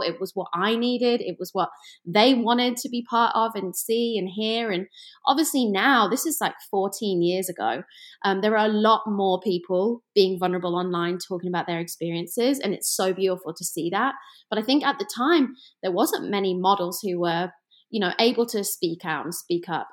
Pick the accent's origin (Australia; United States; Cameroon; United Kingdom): United Kingdom; England; moved away; I am from England, and I grew up you know, kind of in the middle of nowhere for Americans. I like to say it's like the Ohio of England, just kind of like in the middle.